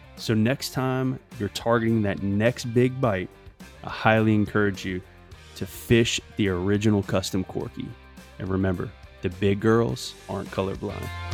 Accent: Louisiana, United States; in Louisiana particularly, 'cause that's my home state

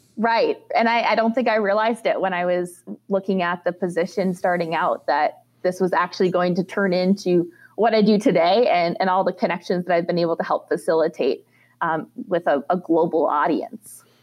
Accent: Minnesota, United States; moved away as an adult; as a young girl growing up in Minnesota in the dairy industry

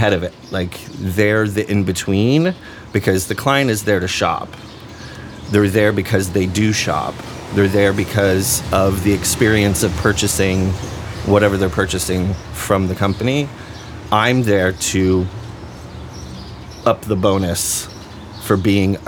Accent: Bennington, Vermont, United States; moved away as an adult; also born or lived in Westchester, New York / Japan / New York City; I was born in New York, raised in Vermont.

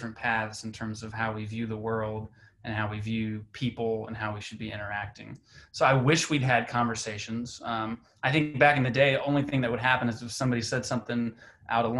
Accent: Central Georgia, United States; now in New York City, United States; I grew up in Central Georgia, very different environment compared to New York City

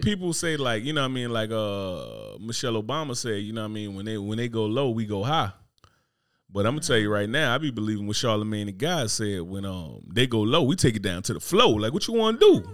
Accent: New Jersey, United States; moved away; growing up in Jersey

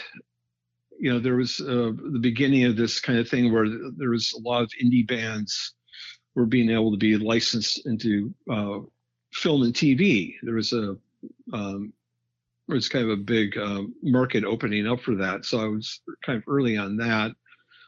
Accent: Midwest, United States; I was fortunate enough to grow up in the Midwest

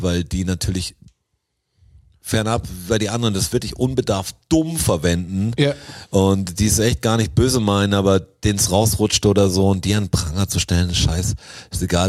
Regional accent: Swabia, Germany; als Schwabe

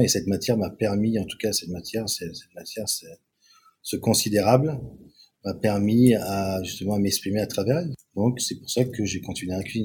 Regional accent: Cannes, Provence-Alpes-Côte d'Azur, France; Je suis né à Cannes, je suis français, avec une génétique italienne, sud et centre de l'Italie

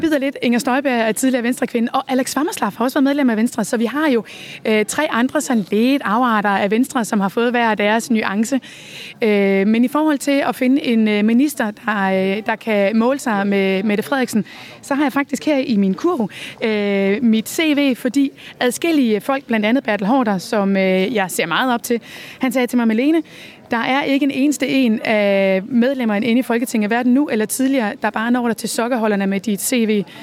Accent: West Jutland, Central Denmark Region, Denmark; accent: West Jutlandic; det kan du måske høre på mit accent. Jeg er fra Vestjylland og har altid, øh, altid boet her

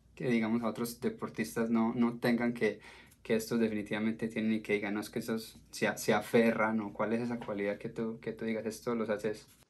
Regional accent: Colombia; como colombiano

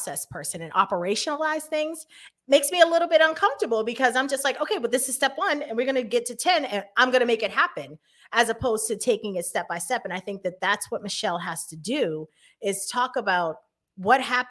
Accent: Boston, Massachusetts, United States; I grew up in Hyde Park. I grew up right on Ready Avenue.

